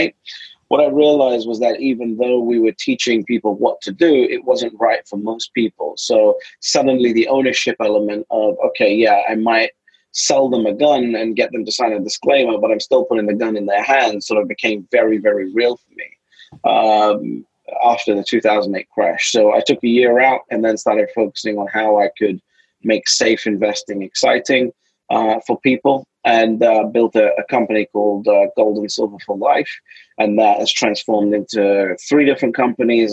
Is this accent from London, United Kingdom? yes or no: yes; London, United Kingdom; I'm a kid from London